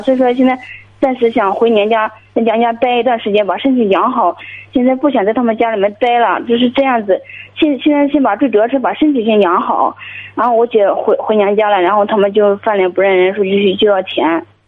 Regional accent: Guangdong, China; 我今年， 呃， 二十八岁

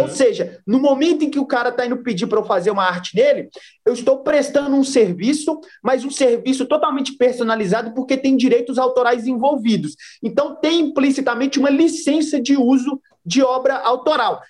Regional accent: Brazil

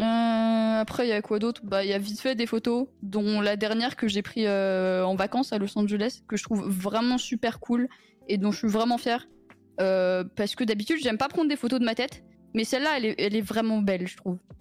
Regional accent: Italy; Je suis italienne

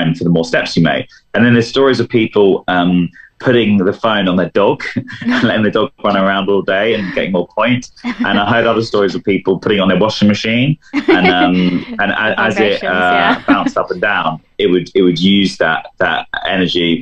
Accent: London, United Kingdom; as a Londoner

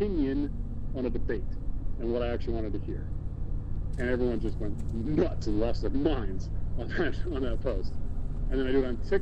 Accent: United States; as an American citizen

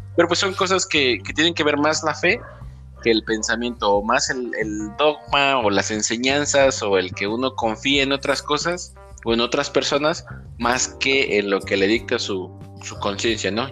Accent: Sahuayo, Michoacán, Mexico; de donde somos originarios, de Saguayo

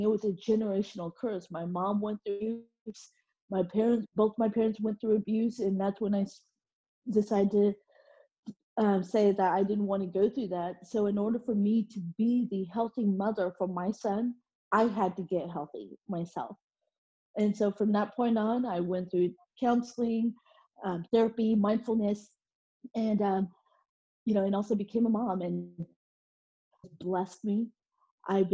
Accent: Oklahoma, United States; also born or lived in South Korea / Dallas, Texas; I grew up in Oklahoma

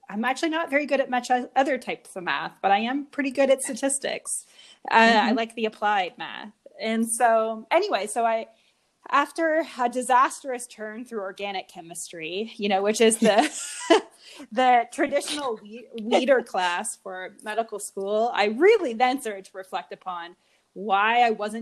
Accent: Mississauga, Ontario, Canada; I was born in Mississauga, Ontario.

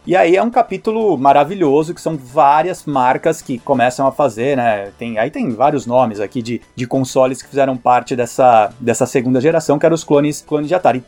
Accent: Brazil; moved away; quando eu me apresento como brasileiro

